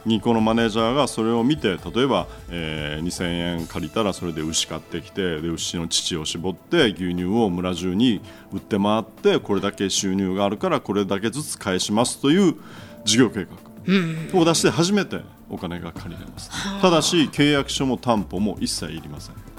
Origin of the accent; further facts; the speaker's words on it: Fukuoka, Japan; moved away as an adult; also born or lived in New York; ふるさとの福岡に戻ってきた